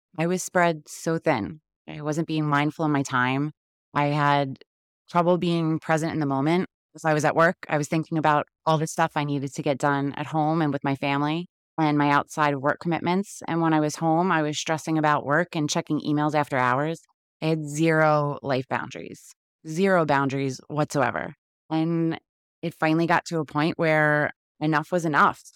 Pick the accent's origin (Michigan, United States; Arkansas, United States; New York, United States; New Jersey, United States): New York, United States; New York City; moved away; I was born and raised in Queens, New York, which I'm sure you could tell a little bit by my accent